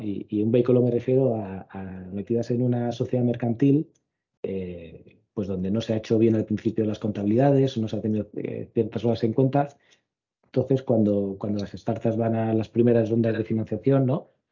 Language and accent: Spanish; Cartagena, Region of Murcia, Spain; moved away; mi tierra, a, Cartagena